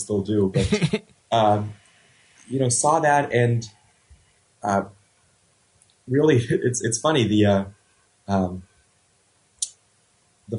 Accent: Los Angeles, California, United States; I grew up in Los Angeles

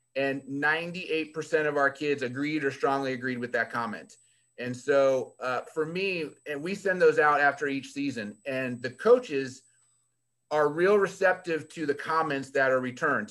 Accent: Fairfax County, Virginia, United States; moved away; I was born and raised in Virginia, right outside of Washington, D.C., um, Fairfax County

